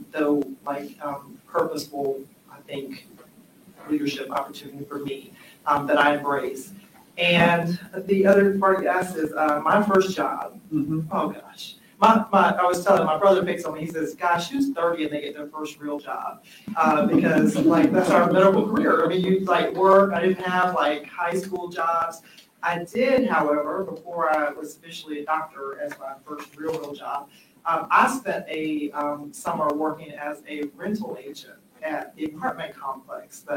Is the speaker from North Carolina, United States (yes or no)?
yes; Rocky Mount, North Carolina, United States; I was born and raised in Rocky Mount, North Carolina